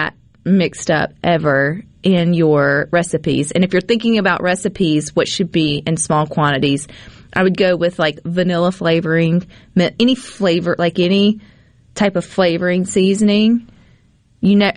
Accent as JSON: {"language": "English", "region": "Mississippi", "country": "United States", "said": "I'm from Mississippi"}